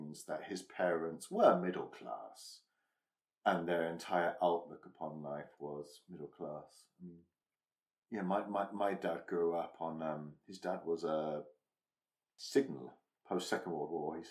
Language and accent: English; Stamford, East Midlands, United Kingdom; where I'd been growing up in Lincolnshire, in Stamford, Lincolnshire